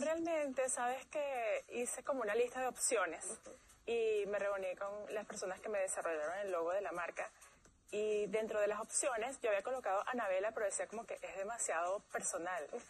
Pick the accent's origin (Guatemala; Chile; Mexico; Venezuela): Venezuela; moved away; trabajé en tres compañías transnacionales en mi país, Venezuela